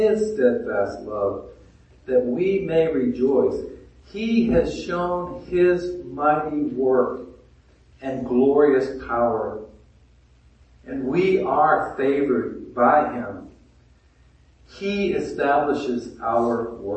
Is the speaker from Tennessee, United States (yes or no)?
no; Maine, United States; now in Dawsonville, United States; I grew up in Maine, and my family and friends each spring would go out and collect sap